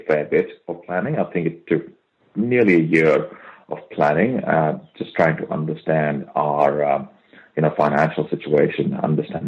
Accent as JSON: {"language": "English", "country": "India", "tie": "born or raised there", "moved": "yes", "lives_now": "Australia", "said": "me having born and brought up in India, and I've literally grown up on my mom's cooking"}